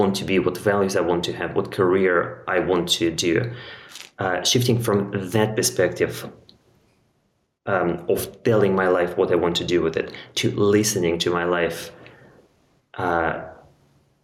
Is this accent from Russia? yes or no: yes; Russia; moved away as an adult; also born or lived in London, United Kingdom; now in Portugal; as a child growing up in Russia